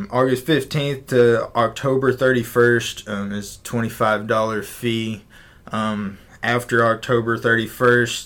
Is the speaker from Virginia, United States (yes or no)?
no; Llano County, Texas, United States; moved away as an adult; also born or lived in College Station, Texas; now in Nueces County, United States; I grew up in Llano County where I raised show lambs growing up